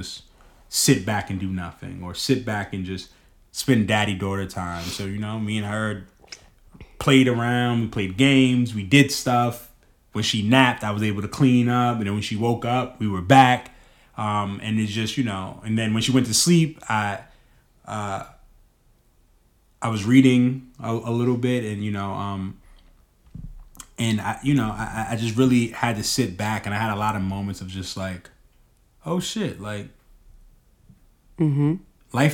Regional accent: New York City, New York, United States; moved away; I'm a kid from Harlem.

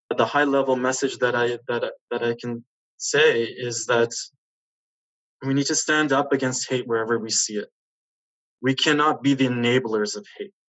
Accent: Canada; as a Polish Canadian.

